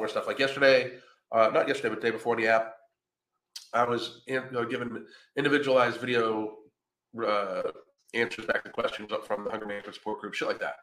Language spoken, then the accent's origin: English; Pennsylvania, United States; now in Florida, United States; I'm from Pennsylvania